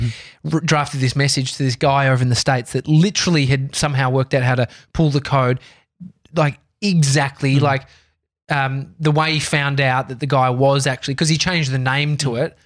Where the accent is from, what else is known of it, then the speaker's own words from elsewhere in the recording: Australia; I'm Australian